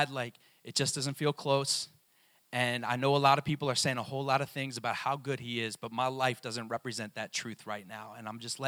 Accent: Maryland, United States; I was born in Maryland

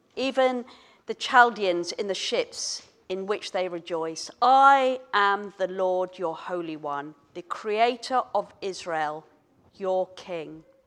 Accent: Kenya; moved away; I was born in Kenya, um, many, many years ago

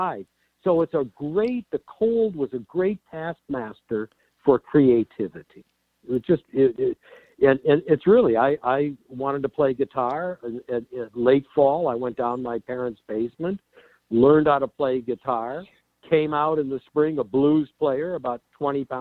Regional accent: Minnesota, United States; now in Los Angeles, United States; I'm from Minnesota, you know, where we build strong character because it's 20 below zero

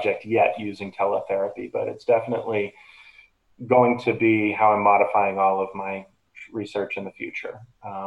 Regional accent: Boston, Massachusetts, United States; also born or lived in Chicago; I got a job over at Spalding Rehab in Boston, where I grew up in the Boston area

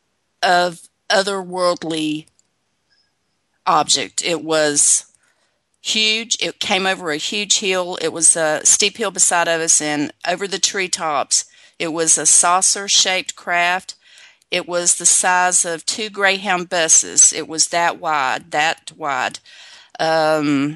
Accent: Virginia, United States; I'm originally from Virginia, and we grew up living in the rural, on the rural back roads

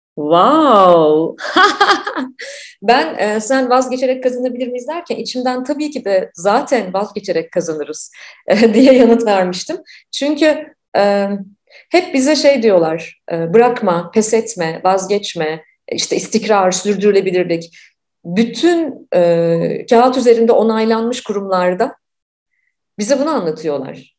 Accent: Turkey; moved away; ben bir süre önce Türkiye'ye döndüm

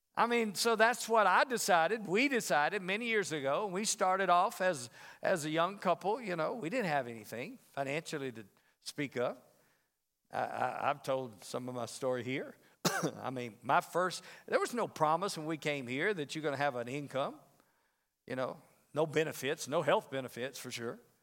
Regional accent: the South, United States; now in Las Vegas, United States; I'm from the South

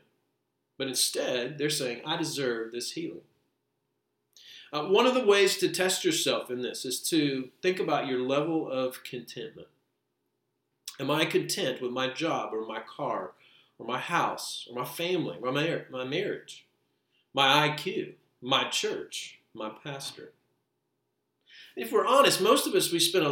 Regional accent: United States; We're not only Americans, we're American Christians

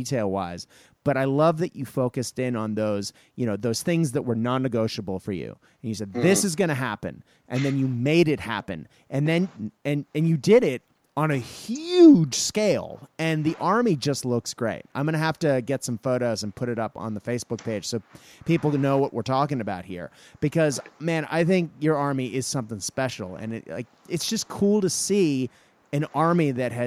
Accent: Japan; moved away; I grew up in Japan

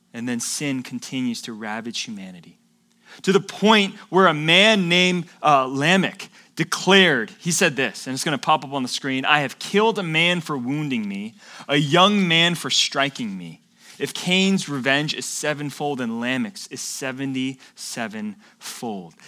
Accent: Atlanta, Georgia, United States; moved away as an adult; now in California, United States; my friends, my family, my hometown, my home church. I loved my church back in Atlanta

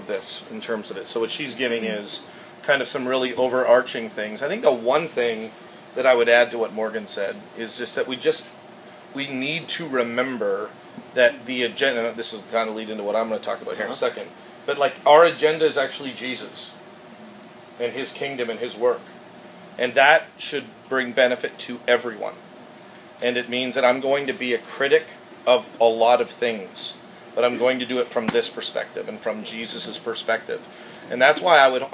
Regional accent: Canada; now in United States; I'm Canadian.

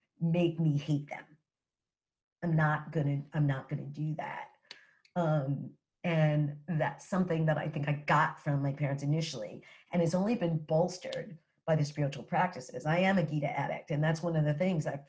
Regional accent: New York City, New York, United States; moved away as an adult; now in New Jersey, United States; my experience growing up as a New Yorker and coming from parents that are New Yorkers

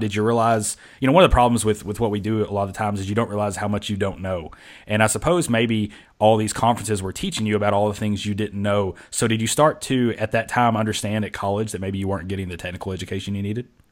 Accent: Kentucky, United States; now in Georgia, United States; I'm from Kentucky

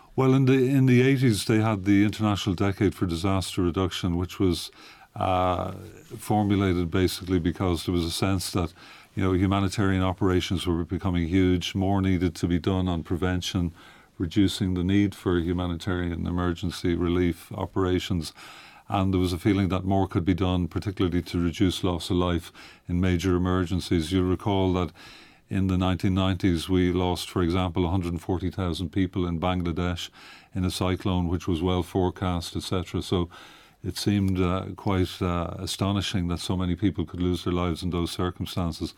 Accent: Ireland; now in Geneva, Switzerland; I'm from Ireland originally.

